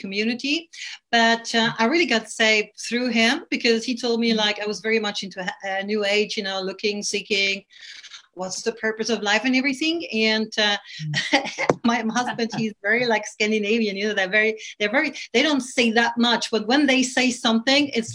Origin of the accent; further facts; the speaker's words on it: Toronto, Ontario, Canada; also born or lived in West Coast, Sweden; now in Sweden; I'm originally from Canada, Toronto